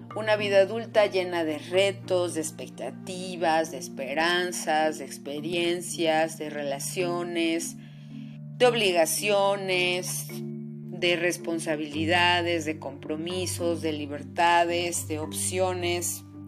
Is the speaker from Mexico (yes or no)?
yes; Mexico; soy psicoterapeuta mexicana